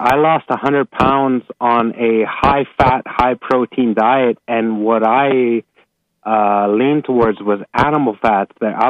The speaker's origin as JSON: {"language": "English", "country": "Canada", "moved": "as an adult", "lives_now": "Dominican Republic", "said": "Yeah, I'm originally from Canada, but I left Canada."}